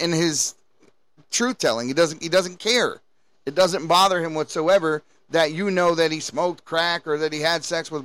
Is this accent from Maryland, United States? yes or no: yes; Baltimore, Maryland, United States; I was born and raised in Baltimore City.